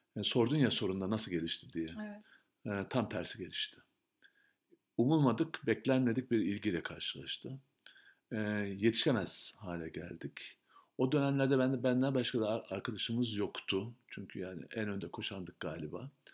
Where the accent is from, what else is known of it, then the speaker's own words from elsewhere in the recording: Turkey; biz Türkiye'de büyüdük